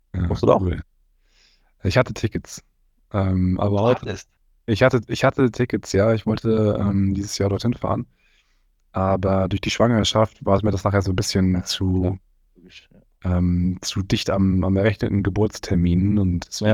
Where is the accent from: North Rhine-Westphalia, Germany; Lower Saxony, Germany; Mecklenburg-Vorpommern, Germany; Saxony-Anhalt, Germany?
Mecklenburg-Vorpommern, Germany; Rostock; also born or lived in Fürstenfeldbruck; now in Cologne, Germany; ich komm ursprünglich aber aus Rostock